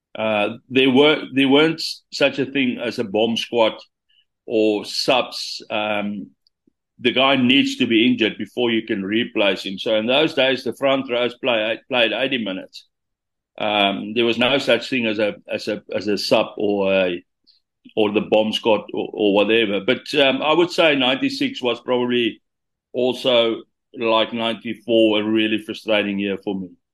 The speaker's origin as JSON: {"language": "English", "town": "Senekal", "region": "Free State", "country": "South Africa", "also_born_or_lived": "Bloemfontein", "said": "I was coming from Senekal"}